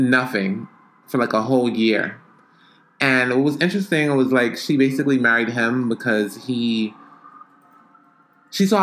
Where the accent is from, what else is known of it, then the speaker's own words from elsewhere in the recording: Jamaica; now in New York, United States; I'm Jamaican. And most of my family is still in Jamaica.